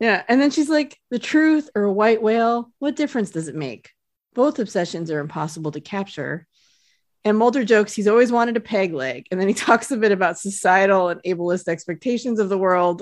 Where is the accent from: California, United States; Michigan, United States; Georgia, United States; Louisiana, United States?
California, United States; South Lake Tahoe; moved away; I grew up in Lake Tahoe